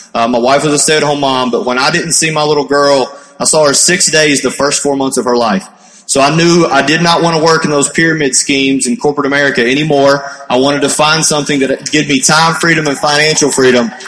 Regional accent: Kentucky, United States; I'm from Kentucky

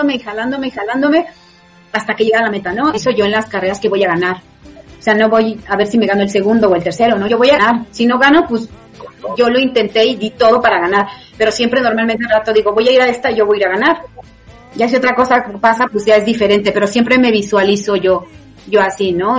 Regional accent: Mexico; cuando yo fui la primera vez era la única mexicana que había en el 2013

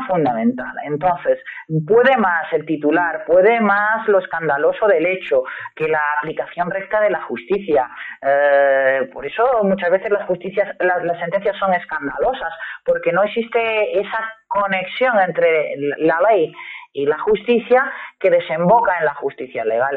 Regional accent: Spain

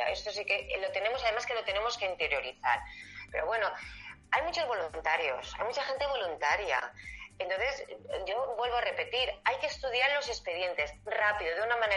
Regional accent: Spain; somos españoles y como está la picaresca

